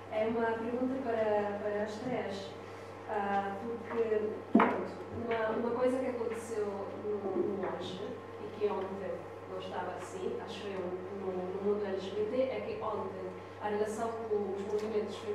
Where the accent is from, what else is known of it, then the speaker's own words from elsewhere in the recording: Italy; Portuguese is a second language; now in Portugal; eu sou italiana